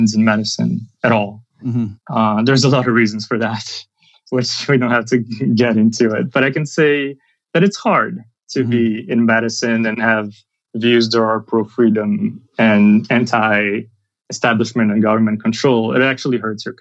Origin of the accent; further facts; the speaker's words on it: Brazil; moved away as an adult; also born or lived in New York City, United States; now in United States; I'm from Brazil. And that's where I did my medical school.